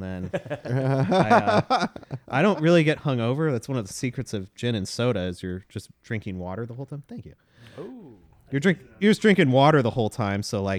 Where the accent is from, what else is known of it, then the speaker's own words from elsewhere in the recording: Downey, California, United States; I was born in Downey.